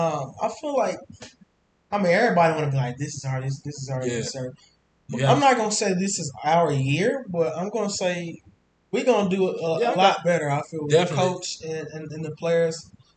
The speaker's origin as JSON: {"language": "English", "region": "Texas", "country": "United States", "said": "we're from Texas"}